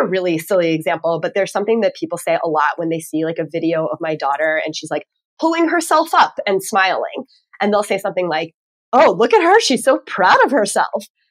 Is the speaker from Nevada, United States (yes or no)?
no; Texas, United States; now in Northeast, United States; I'm from Texas originally